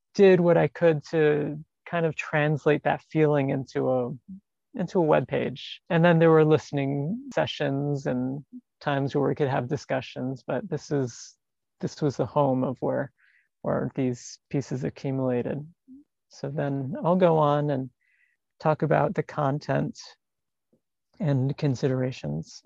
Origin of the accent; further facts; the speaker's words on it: New York City, New York, United States; I'm an artist from New York City